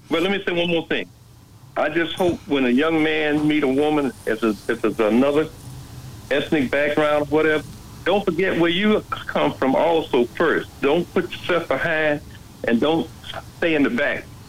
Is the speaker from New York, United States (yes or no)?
yes; New York City, New York, United States; moved away; I grew up in the New York City